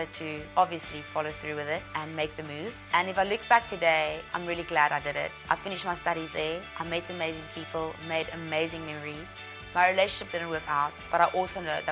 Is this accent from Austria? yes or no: no; South Africa; I'm from South Africa